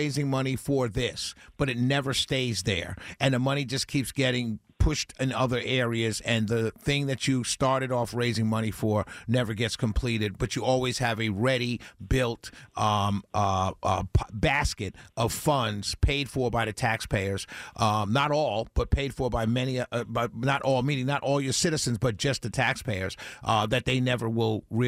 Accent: New York City, New York, United States; accent: New York; now in Mableton, United States; I'm a New Yorker through and through, sir.

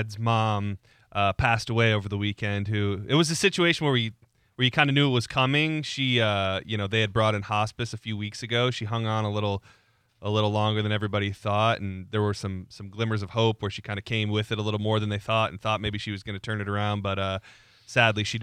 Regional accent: Lapeer, Michigan, United States; moved away; my grandpa's still buried in the town that we grew up in Lapeer

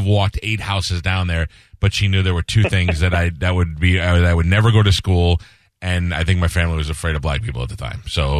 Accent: New York City, New York, United States; I grew up in Newdorp

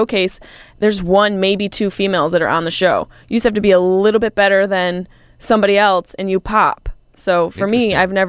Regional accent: East Coast, United States; now in Marina Del Rey, United States; I love LA. I came from the East Coast.

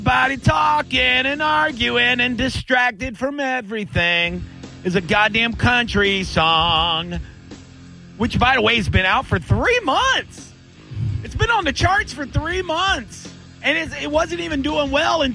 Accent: Tampa, Florida, United States; also born or lived in Plant City, Florida; I lived in Plant City, you know, back in high school for a little while, you know, for a year or two after my parents moved out there when I grew up in Tampa.

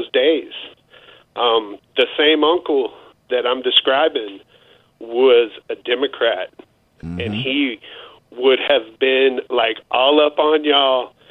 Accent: Houston, Texas, United States; I grew up in East Houston, East Texas

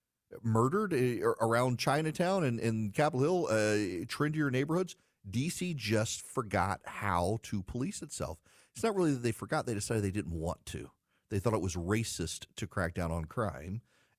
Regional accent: Dubai, United Arab Emirates; because I grew up overseas. I grew up in Dubai.

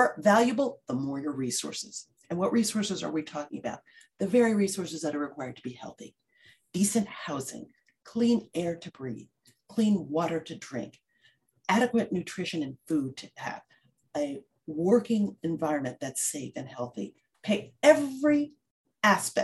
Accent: New York City, New York, United States; I grew up in the South Bronx.

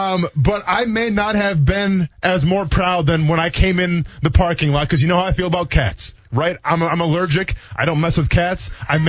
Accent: Wisconsin, United States; I grew up in Wisconsin, though, right? Not Michigan.

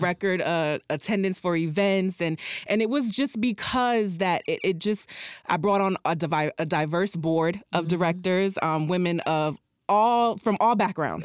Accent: Miami Gardens, Florida, United States; also born or lived in Jamaica; I'm from Miami Gardens

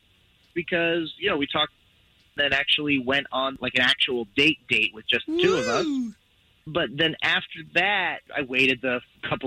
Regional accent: Altamonte Springs, Florida, United States; I'm from Altamont Springs.

